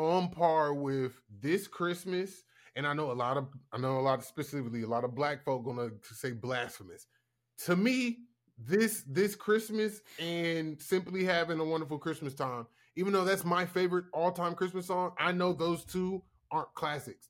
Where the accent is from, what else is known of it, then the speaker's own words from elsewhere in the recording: the South, United States; I'm from the South